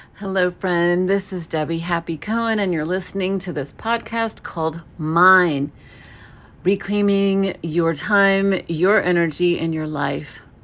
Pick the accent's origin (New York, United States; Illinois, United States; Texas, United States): New York, United States; New York City; I was born in New York, in Brooklyn